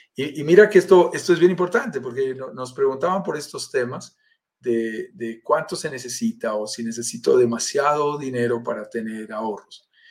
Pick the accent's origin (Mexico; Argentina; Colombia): Colombia; accent: Colombian; estoy en Colombia, sentirás por mi acento, soy colombiano